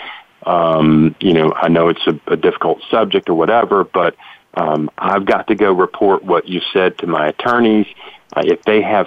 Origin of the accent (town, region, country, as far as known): Tennessee, United States; born or raised there